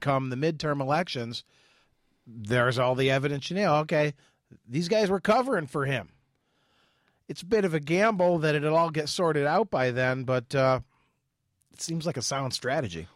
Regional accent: Ireland; as an Irishman

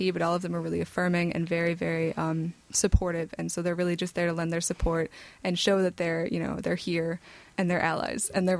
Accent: Vicksburg, Michigan, United States; I did come from a smaller town. I came from Vicksburg, Michigan, but no one knows where that is.

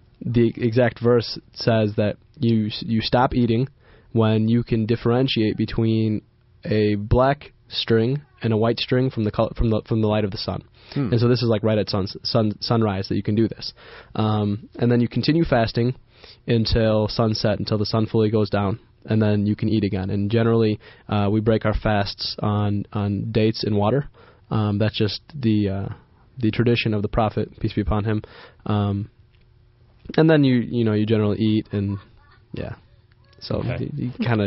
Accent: Egypt; I'm Egyptian

